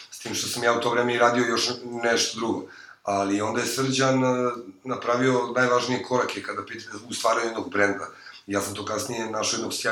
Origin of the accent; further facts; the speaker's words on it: Belgrade, Serbia; mi smo inače sa Voždovca, tamo smo rođeni